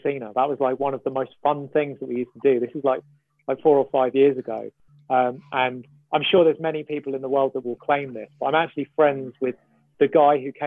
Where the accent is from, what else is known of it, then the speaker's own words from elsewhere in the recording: London, United Kingdom; I'm from East London. So that's my local, basically.